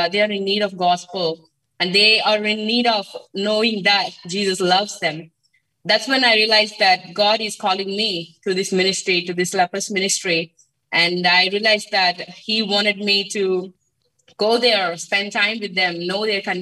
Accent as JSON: {"language": "English", "region": "Andhra Pradesh", "country": "India", "said": "I'm from coastal state. It's called Andhra Pradesh, and I live in a small village in the coastal region of Andhra Pradesh."}